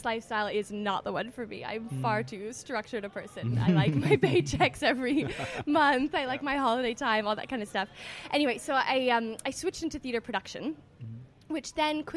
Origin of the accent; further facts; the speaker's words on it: Toronto, Ontario, Canada; moved away as an adult; also born or lived in New York, United States; now in London, United Kingdom; I'm from Toronto originally, I'm a Canadian.